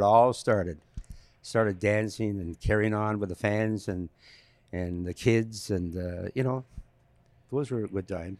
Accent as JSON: {"language": "English", "town": "Sherbrooke", "region": "Quebec", "country": "Canada", "tie": "born or raised there", "said": "I uh, went to Sherbrooke, Quebec, where where I was born, born and raised, born and raised in Sherbrooke, Quebec."}